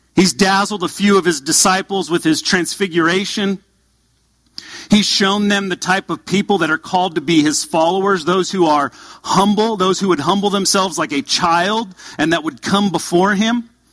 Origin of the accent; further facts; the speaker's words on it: Southern California, United States; moved away; I grew up in Southern California